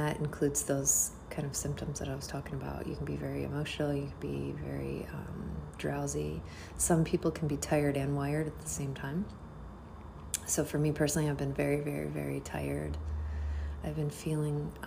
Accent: United States; I'm American. I was born and raised in America.

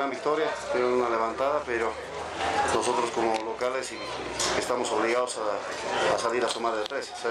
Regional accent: Bolivia; como boliviano le deseo lo mejor.

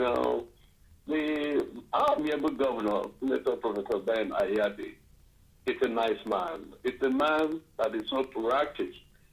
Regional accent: Boki, Ogoja, Cross River, Nigeria; I'm from Bokki, part of Ogoja, you know, the part of Ogoja

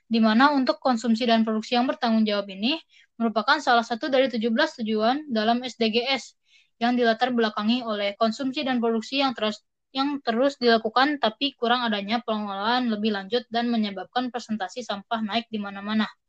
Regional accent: Bogor, West Java, Indonesia; untuk aku pribadi ya, aku kan dari Bogor.

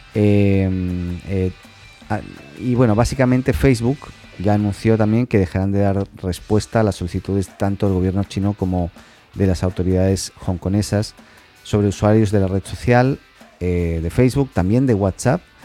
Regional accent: Catalonia, Spain; soy catalán

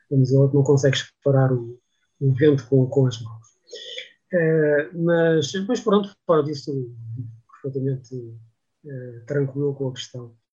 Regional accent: Barreiro, Lisbon, Portugal; a minha terra de origem, o Barreiro

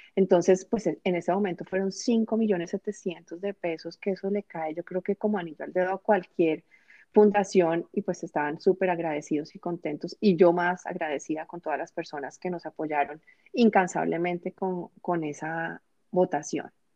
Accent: Bogotá, Colombia; moved away as an adult; now in United States; en mi ciudad, en Bogotá

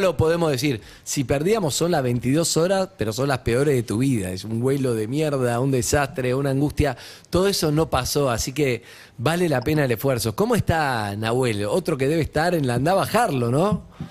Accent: Argentina

